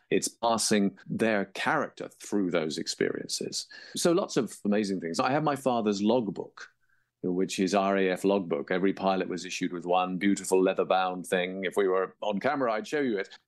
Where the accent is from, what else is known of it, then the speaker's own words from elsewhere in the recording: England, United Kingdom; moved away; also born or lived in Toronto, Canada; as you can tell by my accent, I grew up in England, though I was born in Toronto